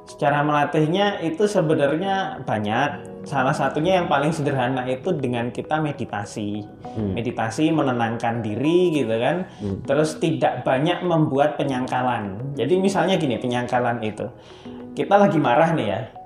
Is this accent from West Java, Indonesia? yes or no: no; Surabaya, East Java, Indonesia; now in Solo, Indonesia; saya asli Surabaya